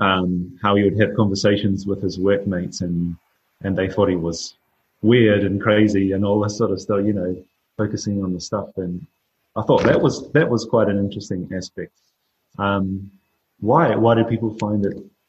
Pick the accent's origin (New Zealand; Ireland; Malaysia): New Zealand; growing up in New Zealand